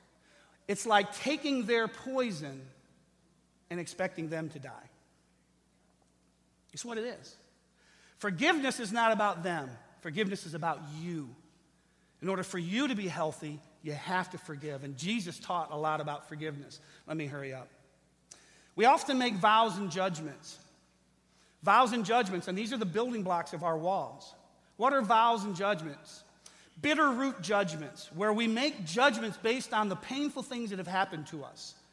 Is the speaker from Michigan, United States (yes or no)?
yes; Lincoln Park, Michigan, United States; I grew up in Lincoln Park